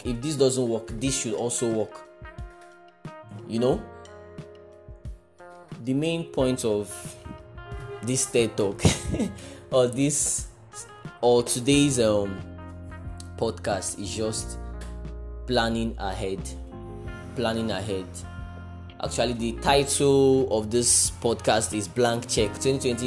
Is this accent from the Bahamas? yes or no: no; Nigeria; I'm a Nigerian